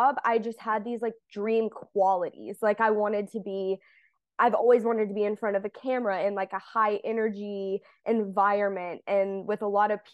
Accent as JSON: {"language": "English", "town": "Huntsville", "region": "Alabama", "country": "United States", "tie": "born or raised there", "said": "I'm from Huntsville, Alabama, born and raised"}